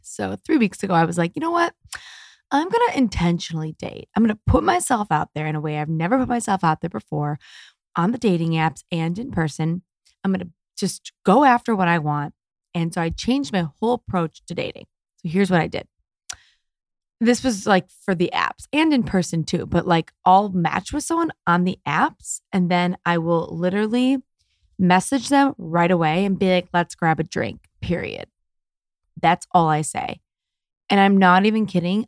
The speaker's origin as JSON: {"language": "English", "town": "Detroit", "region": "Michigan", "country": "United States", "moved": "yes", "lives_now": "Los Angeles, United States", "said": "I'm from America and I'm a Jewish girl from Detroit"}